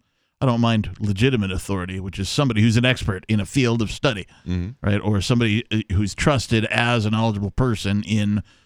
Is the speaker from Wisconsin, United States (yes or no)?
yes; Wisconsin, United States; I was born in Wisconsin